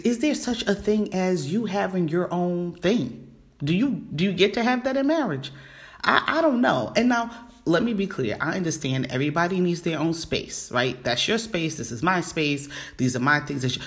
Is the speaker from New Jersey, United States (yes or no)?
no; New York City, New York, United States; the regular one in New York, which is my hometown, BX all day